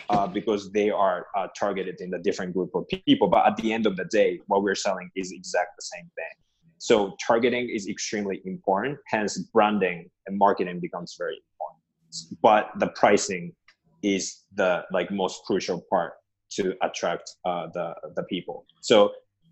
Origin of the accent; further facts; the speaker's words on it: Japan; moved away; I'm originally from Japan.